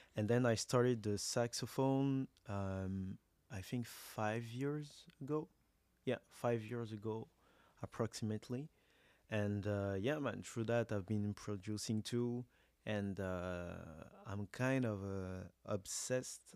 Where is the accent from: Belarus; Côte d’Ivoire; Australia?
Côte d’Ivoire; moved away as an adult; now in Montreal, Canada; I'm from Ivory Coast. My mother is from Senegal and Mali